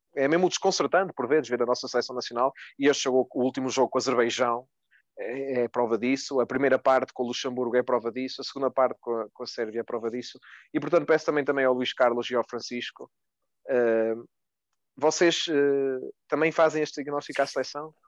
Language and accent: Portuguese; Portugal; Como portugueses